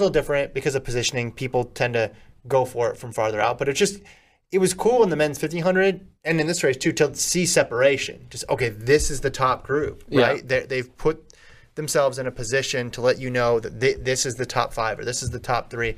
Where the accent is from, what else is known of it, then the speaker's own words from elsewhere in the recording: Nevada, United States; moved away; I grew up in Nevada.